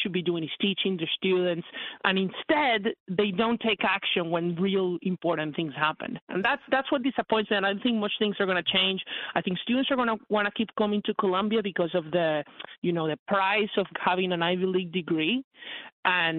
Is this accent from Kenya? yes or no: no; Venezuela; moved away as an adult; now in United States; I came originally from Venezuela to the United States in 2016